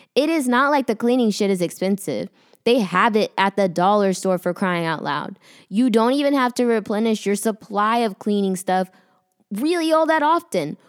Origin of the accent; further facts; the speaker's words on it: Austin, Texas, United States; moved away as an adult; now in Dallas, United States; I'm from Austin